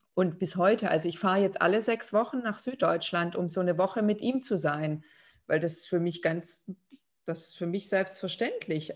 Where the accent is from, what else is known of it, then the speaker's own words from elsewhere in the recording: Lithuania; moved away; Also ich aus Litauen